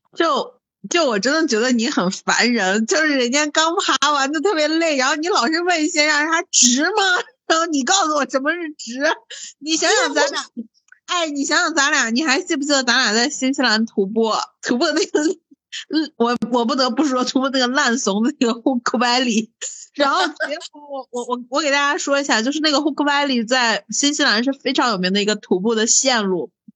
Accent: Shaanxi, China; 我们就在陕西长大的

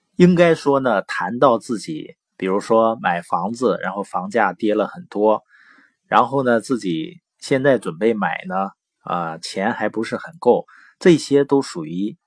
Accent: Baoqing, Heilongjiang, China; also born or lived in Boli County, Heilongjiang; 我是黑龙江， 从小呢是生在宝清县，啊，我父母呢是知边青年，所以在农场出生，然后长大

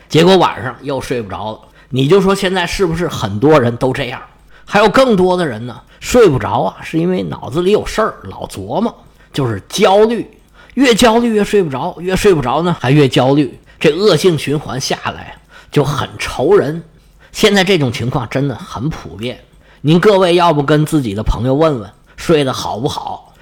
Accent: China; 我们中国人

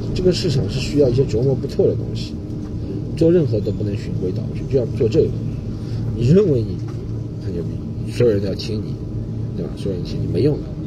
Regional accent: Shanghai, China; 从小生活在上海的关系

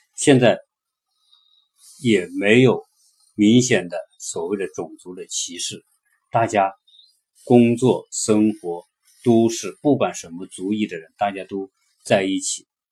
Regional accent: China; 我们作为中国人

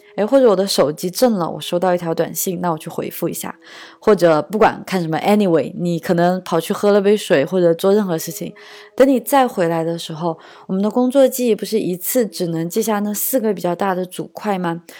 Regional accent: China; moved away; also born or lived in Germany / Shanghai; 我真的是三四线城市郊区长大的

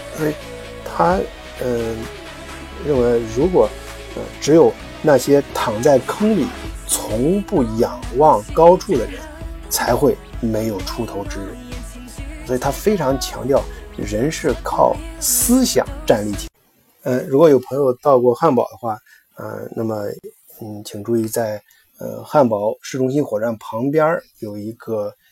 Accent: China; 我们中国人

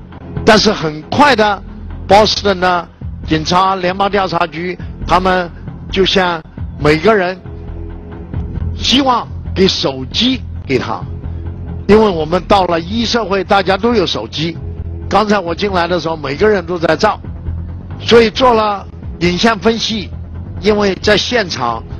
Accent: China; 我一生觉得很幸运，我是个中国人，我感到很光荣，我是一个中国人。我有一个中国梦，我们今天所有的人民，我们中国人，不管在国内在海外

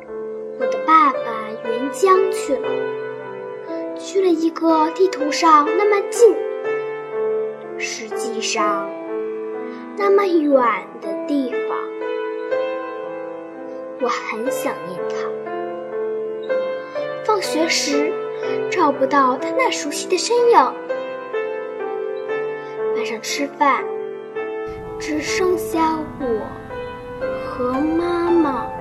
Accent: Dalian, Liaoning, China; 我来自辽宁省大连市开发区红梅小学三年二班。

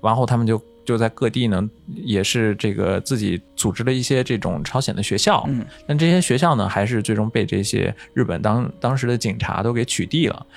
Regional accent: China; moved away; 我们很多中国人呢，也去到了外国

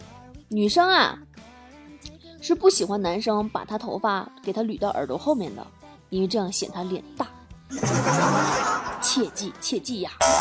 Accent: Guangzhou, Guangdong, China; 现在没这必要了，因为我是广州人。这个梗只有广州人能懂。

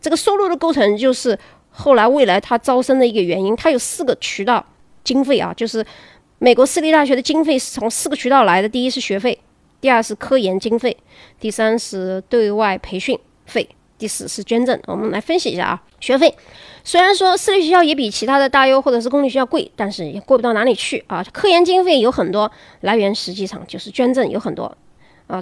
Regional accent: China; 这是我们中国人的一个传统

